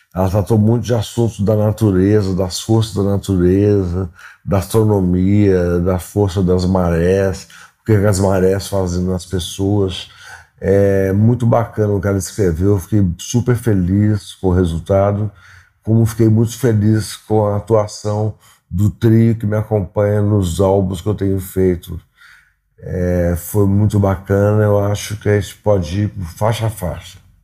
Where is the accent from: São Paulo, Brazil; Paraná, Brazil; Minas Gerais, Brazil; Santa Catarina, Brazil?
Minas Gerais, Brazil; Belo Horizonte; eu sou de Belo Horizonte